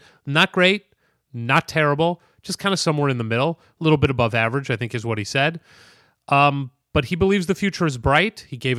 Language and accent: English; St. Louis, Missouri, United States; Well, I'm personally curious about this because he's from St. Louis, my hometown.